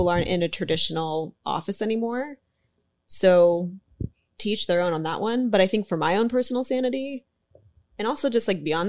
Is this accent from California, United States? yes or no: yes; the Bay Area, California, United States; I'm like from the Bay Area.